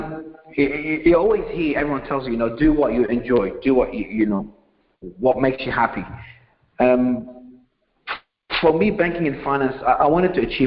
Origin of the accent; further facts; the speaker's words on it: Melbourne, Victoria, Australia; moved away as an adult; also born or lived in Beirut, Lebanon / Albury, Australia; I was born in Lebanon, Beirut, Lebanon, and I left when I was a kid, I think 8, 9 years old. My mother took me to Australia, where most of her family is located, and I've spent most of my life in Australia.